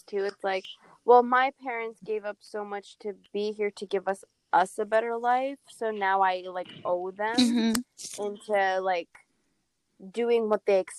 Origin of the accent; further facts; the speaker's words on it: Kurdistan Region, Iraq; So a part of my life, I grew up in Kurdistan.